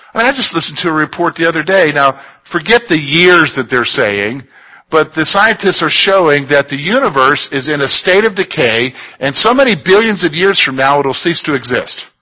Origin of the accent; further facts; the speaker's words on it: Columbia, South Carolina, United States; moved away; I grew up in South Carolina in what's known as the Sand Hills of South Carolina, down there in Columbia